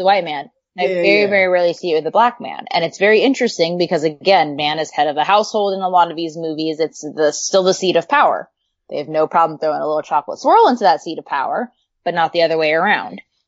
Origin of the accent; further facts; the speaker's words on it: Southern California, United States; I grew up in Southern California